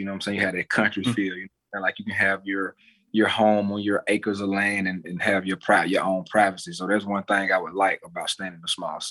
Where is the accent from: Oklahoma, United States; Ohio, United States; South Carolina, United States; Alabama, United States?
Alabama, United States; Opelika; also born or lived in Auburn, Alabama; I grew up in Opelika, Alabama. It's a small town that's maybe 10 to 15 miles from Auburn, Alabama.